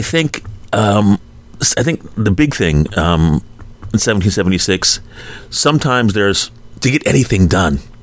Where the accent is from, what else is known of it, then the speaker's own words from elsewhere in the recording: Philadelphia, Pennsylvania, United States; growing up in Philadelphia